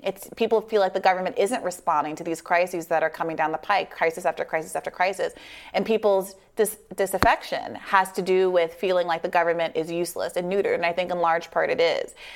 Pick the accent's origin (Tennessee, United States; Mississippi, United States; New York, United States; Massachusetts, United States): New York, United States; I'm from New York.